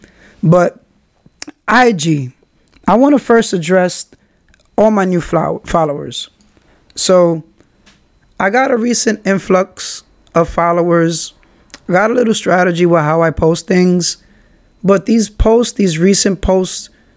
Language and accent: English; New York City, New York, United States; I'm from Kingsbridge. I shout Kingsbridge out